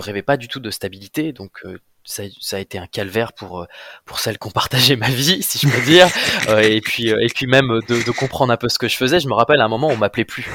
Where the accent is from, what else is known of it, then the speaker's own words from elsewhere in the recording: Amiens, Hauts-de-France, France; moved away as an adult; also born or lived in Brussels; now in Créteil, France; je suis, un petit gars du nord de la France, hein. je viens, mmh. je viens d'Amiens.